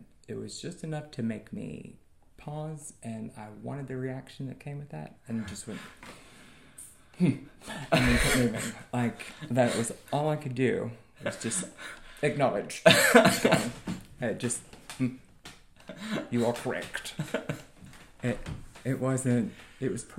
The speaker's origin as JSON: {"language": "English", "town": "Oak Ridge", "region": "Tennessee", "country": "United States", "said": "I'm from Oak Ridge. We all speak to each other in the liquor store."}